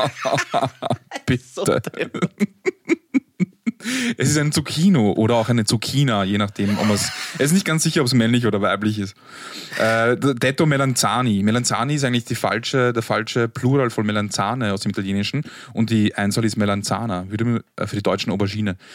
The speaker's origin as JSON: {"language": "German", "region": "Vienna", "country": "Austria", "said": "Wir kommen aus einem Arbeiterbezirk, aus Arbeitervierteln und haben entsprechenden, einen entsprechenden Sprachgebrauch und manchmal, um ähm, in anderen Situationen oder in anderen Kontexten nicht zu sehr den Floridsdorfer oder wo auch immer man herkommt äh, heraushängen zu lassen"}